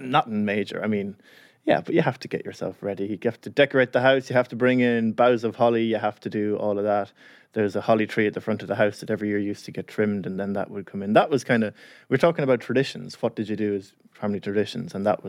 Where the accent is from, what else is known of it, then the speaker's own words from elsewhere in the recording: Carlow, Leinster, Ireland; Christmas was always family round. We always had lots of people there. And yeah, just a nice day.